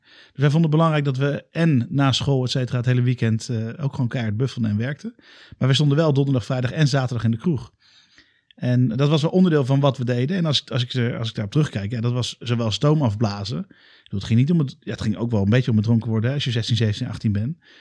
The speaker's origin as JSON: {"language": "Dutch", "town": "Alphen aan den Rijn", "region": "South Holland", "country": "Netherlands", "tie": "born or raised there", "moved": "as an adult", "lives_now": "Utrecht, Netherlands", "said": "ik kom uit Alphen aan de Rijn."}